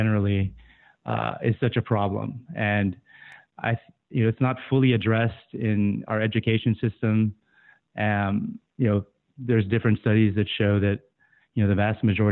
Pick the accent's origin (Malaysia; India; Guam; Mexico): Guam; moved away; I was born and raised in Guam.